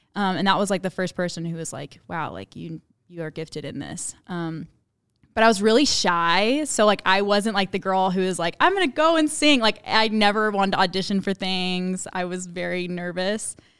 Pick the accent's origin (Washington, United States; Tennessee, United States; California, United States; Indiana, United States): Tennessee, United States; Memphis; moved away; I grew up in Memphis, Tennessee.